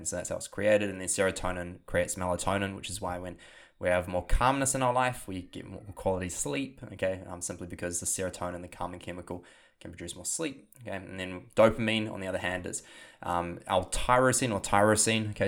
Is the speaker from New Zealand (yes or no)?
yes; New Zealand; accent: New Zealand; my New Zealand accent